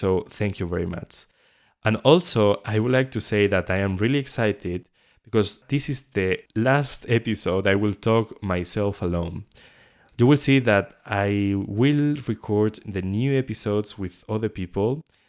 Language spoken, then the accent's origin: English; León, Castile and León, Spain; English is a second language; moved away as an adult; also born or lived in Paris, France; I was born in León. This is a small city in the northwest of Spain. I was living in there for 18 years, so all my childhood was there.